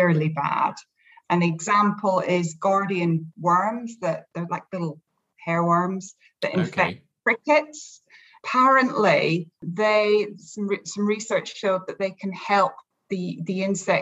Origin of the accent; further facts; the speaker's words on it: Scotland, United Kingdom; we never get heat where I come from